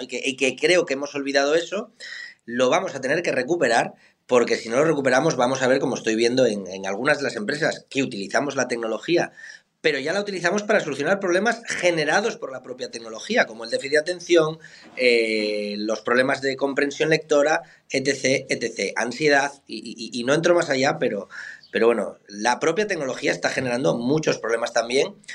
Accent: Somiedo, Asturias, Spain; moved away; also born or lived in Miami; en mi pueblo Somiedo hay 500 habitantes

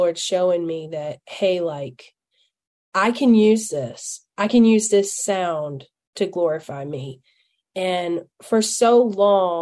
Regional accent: Alabama, United States; accent: hillbilly; I'm from Alabama.

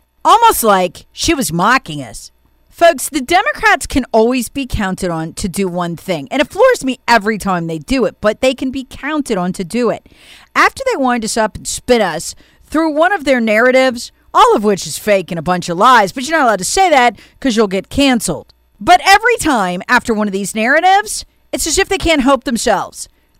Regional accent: South Carolina, United States; Representative Jim Clyburn from my home state of South Carolina

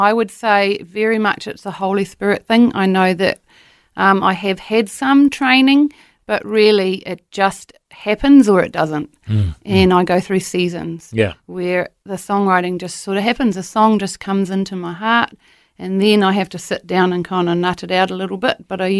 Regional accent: Papua New Guinea; born there; Well, Matt, I was born in Papua New Guinea. My parents were missionaries there for 15 years in the top of Papua New Guinea there.

